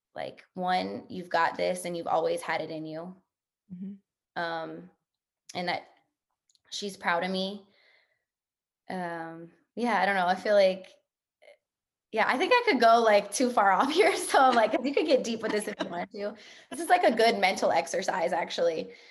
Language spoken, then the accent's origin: English; New Orleans, Louisiana, United States; moved away; I'm from New Orleans, Louisiana.